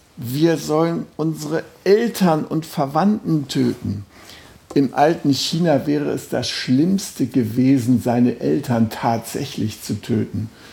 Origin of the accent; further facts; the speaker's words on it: Germany; als Deutscher